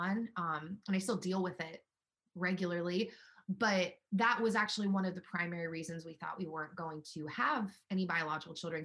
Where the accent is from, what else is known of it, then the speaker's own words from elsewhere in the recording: Los Angeles, California, United States; now in Nashville, United States; And I'm from Los Angeles